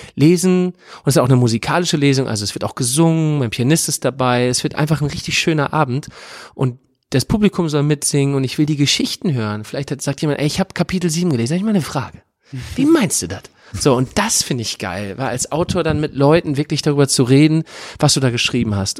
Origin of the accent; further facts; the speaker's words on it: Northern Germany, Germany; moved away as an adult; also born or lived in Hamburg / Oldenburg; now in Cologne, Germany; ich als Norddeutscher